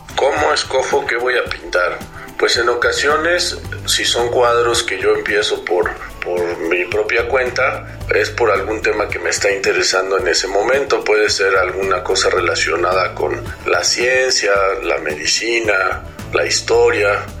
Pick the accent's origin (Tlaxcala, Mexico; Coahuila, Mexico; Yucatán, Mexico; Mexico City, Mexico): Mexico City, Mexico; soy artista plástico de la Ciudad de México